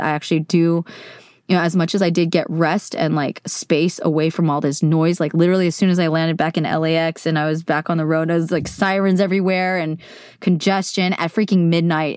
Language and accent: English; Silicon Valley, California, United States; I grew up in California, in Silicon Valley